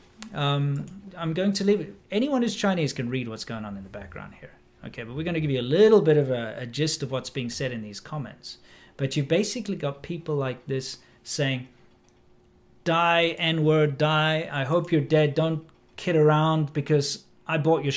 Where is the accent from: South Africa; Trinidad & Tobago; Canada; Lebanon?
South Africa; moved away; also born or lived in China; I'm South African